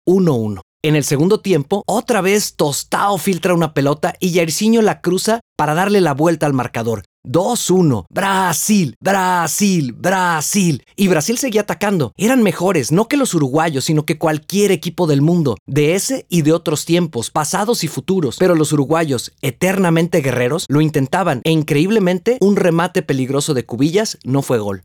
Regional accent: Guadalajara, Jalisco, Mexico; en el mismo hospital donde yo nací

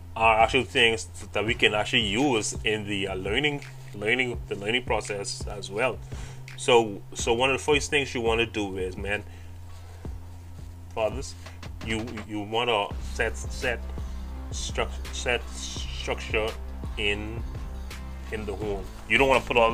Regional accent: Bahamas; I'm from the Bahamas

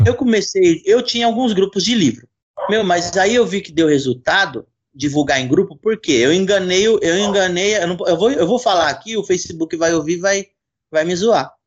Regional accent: São Paulo, Brazil; now in Jundiaí, Brazil; Hoje eu moro em Jundiaí, mas sou de São Paulo.

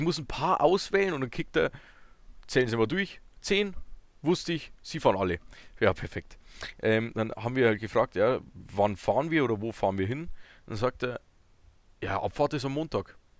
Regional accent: Bavaria, Germany; ich komme ja noch tiefer aus Bayern

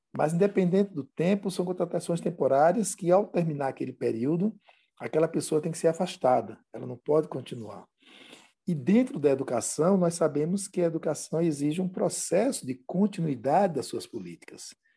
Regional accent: Pernambuco, Brazil; Eu sou do estado de Pernambuco

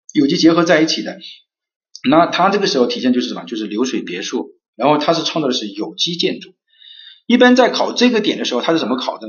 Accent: China; 我们中国人是从自然就会想到人类

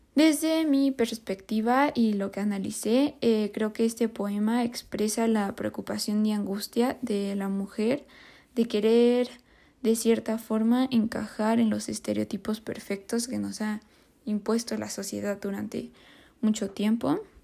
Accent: Mexico; nosotros como mexicanos

